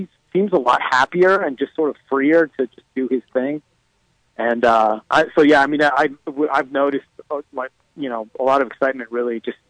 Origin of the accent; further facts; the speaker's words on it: Denver, Colorado, United States; I'm from Denver originally.